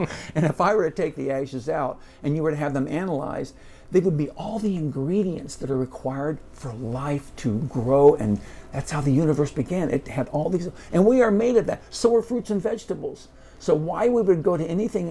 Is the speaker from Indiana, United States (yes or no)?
yes; Indianapolis, Indiana, United States; We grew up in Warren Park in Indianapolis